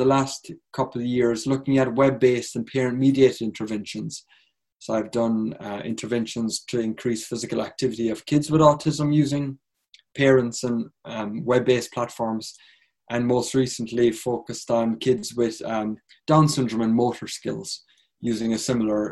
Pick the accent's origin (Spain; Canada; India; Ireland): Ireland; moved away as an adult; now in United States; originally I'm from Ireland